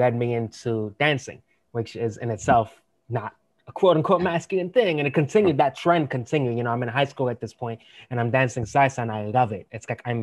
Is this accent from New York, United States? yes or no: yes; New York City, New York, United States; I'm also born and raised in New York